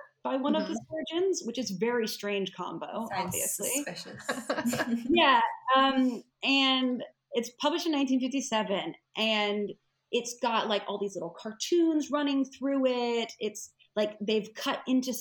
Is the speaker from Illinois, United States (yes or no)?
no; Nashville, Tennessee, United States; now in United Kingdom